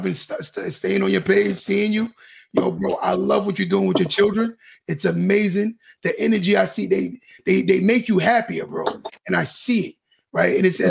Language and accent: English; New York, United States; I'm from New York myself, guys. So as a New Yorker, I've always watched this guy's career, man.